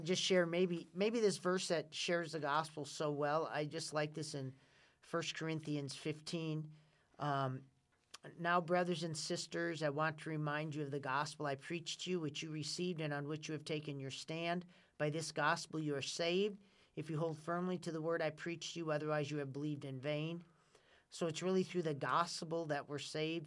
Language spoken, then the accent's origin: English; Winona, Minnesota, United States; I'm from Winona, Minnesota